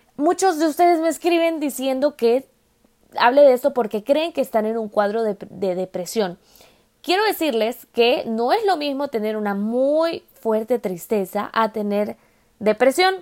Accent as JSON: {"language": "Spanish", "country": "El Salvador", "moved": "yes", "said": "el salvadoreño, de donde yo vengo"}